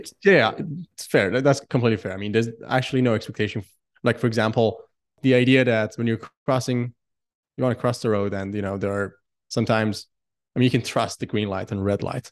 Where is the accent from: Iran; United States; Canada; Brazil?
Iran; now in Singapore; I come from Iran